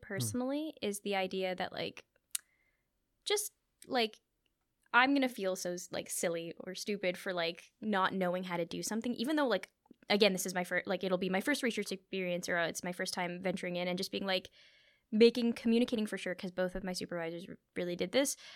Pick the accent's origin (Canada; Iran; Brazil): Canada; Thornhill, Ontario; I grew up in Thornhill